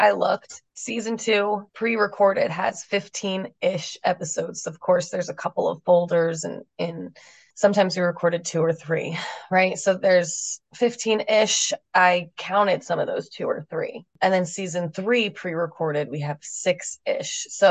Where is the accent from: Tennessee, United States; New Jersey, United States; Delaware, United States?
New Jersey, United States; moved away as an adult; now in San Diego, United States; I am from New Jersey, so I know real brutal winters